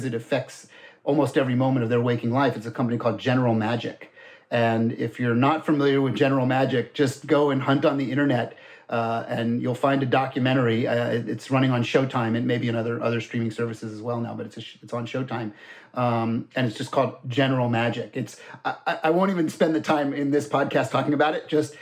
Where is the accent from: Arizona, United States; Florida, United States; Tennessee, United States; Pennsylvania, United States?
Florida, United States; moved away; I grew up in Florida, so I'm also kind of a NASA kid